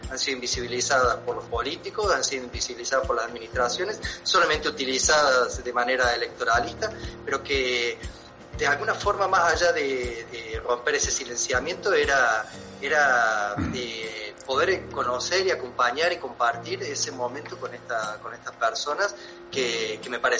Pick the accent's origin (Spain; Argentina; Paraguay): Argentina; Córdoba; Córdoba capital.